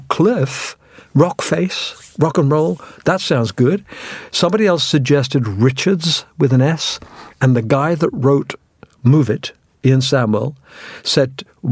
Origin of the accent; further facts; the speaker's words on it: England, United Kingdom; also born or lived in India; I was born in India, and by the time I had my 8th birthday in England.